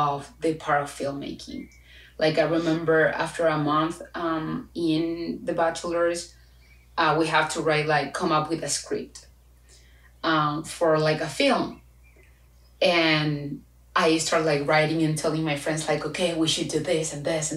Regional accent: Chile; first language Spanish; English is a second language; moved away as an adult; I am from Chile.

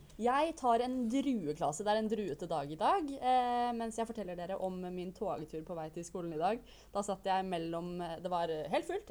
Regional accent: Bergen, Vestland, Norway; Jeg er fra Bergen, beklager dialekten.

